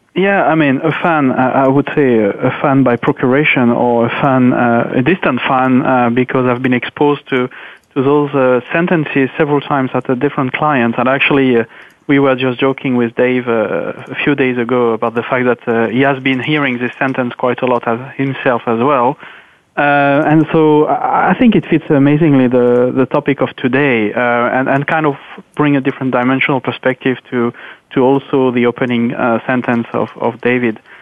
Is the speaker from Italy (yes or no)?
no; France; now in Luxembourg; I'm based in Luxembourg, so though I'm French, but I'm actually living in Luxembourg